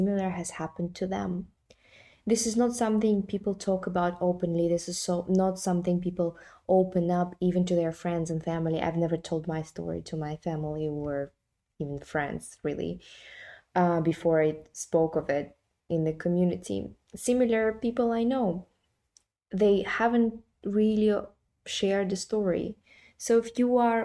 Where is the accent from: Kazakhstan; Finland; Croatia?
Kazakhstan; now in London, United Kingdom; I'm coming from Kazakhstan, right? So it's a post-Soviet mentality and majority Muslim environment where we don't talk about sex. But then I live in London